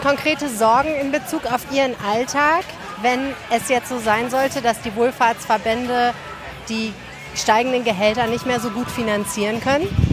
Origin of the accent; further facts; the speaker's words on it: Hamburg, Germany; now in Düsseldorf, Germany; ich kenne das aus Hamburg, ich bin ja Hamburgerin